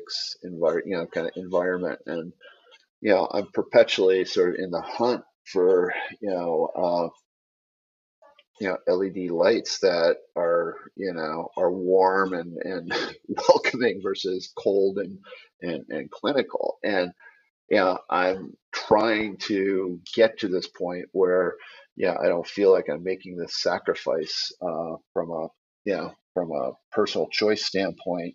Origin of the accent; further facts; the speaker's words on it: Detroit, Michigan, United States; I grew up in Detroit